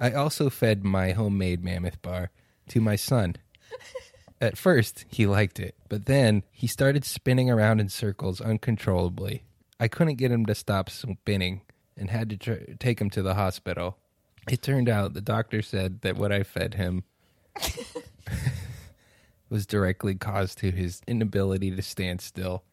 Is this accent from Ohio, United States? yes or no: no; San Diego, California, United States; growing up in San Diego